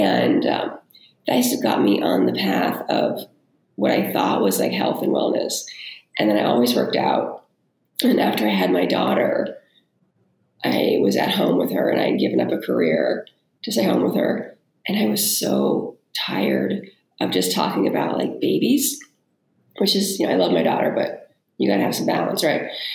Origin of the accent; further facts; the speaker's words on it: California, United States; moved away as an adult; also born or lived in New York area; growing up in California where it's a lot of like pressure to look a certain way. And then when I was in my 20s, I moved to the New York area